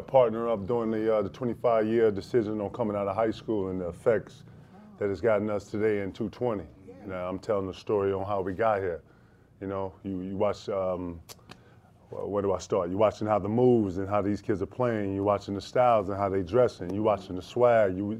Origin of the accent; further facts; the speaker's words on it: South Carolina, United States; You know, I'm from South Carolina, for everybody who don't know. And, you know, you start working early down there, you know, 12, 13.